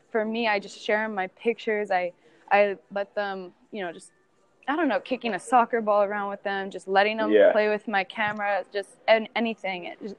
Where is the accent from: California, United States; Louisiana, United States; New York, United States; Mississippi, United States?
California, United States; also born or lived in Minnesota; And I just, you know, growing up in California, soccer is huge there. So there's just always teams, you're always playing. And then we moved to Minnesota